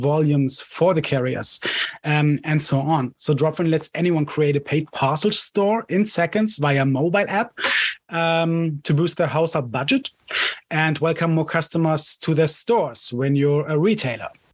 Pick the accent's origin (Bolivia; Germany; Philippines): Germany; Cologne, North Rhine-Westphalia; I'm from Germany, Cologne